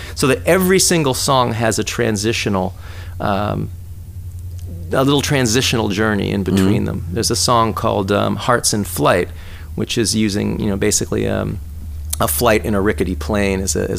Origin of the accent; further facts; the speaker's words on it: Schenectady, New York, United States; moved away; also born or lived in San Francisco; I was born in upstate New York.